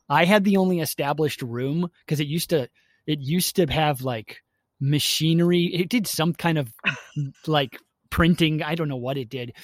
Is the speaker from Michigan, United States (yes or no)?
no; Milwaukee, Wisconsin, United States; I grew up in Milwaukee, Wisconsin